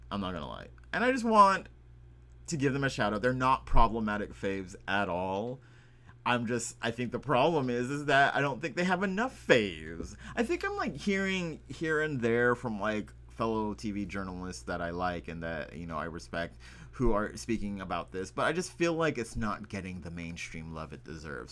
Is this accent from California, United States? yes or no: no; Texas, United States; I am from the Texas.